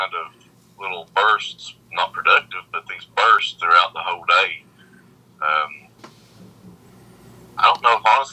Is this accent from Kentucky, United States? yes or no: yes; Pikeville, Kentucky, United States; also born or lived in Lexington, Kentucky / Berea, Kentucky; I was born in Pikeville. I've lived here all my life